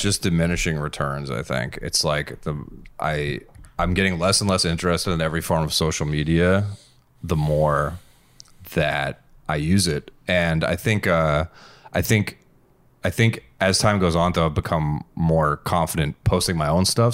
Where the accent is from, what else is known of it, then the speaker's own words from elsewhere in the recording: Massachusetts, United States; moved away; I'm from Massachusetts. No, I'm not from here.